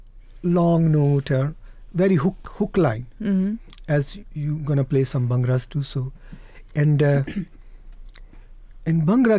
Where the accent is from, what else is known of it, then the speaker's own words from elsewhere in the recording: Punjab, India; English is a second language; Naturally, we are from Punjab. You know, mm-hmm. Punjab is a land of wonders and beauty, art, music, food.